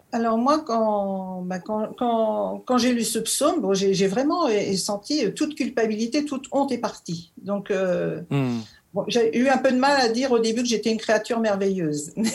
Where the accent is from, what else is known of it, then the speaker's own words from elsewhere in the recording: Normandy, France; moved away as an adult; now in Vosges, France; je viens de Normandie, je suis native de Normandie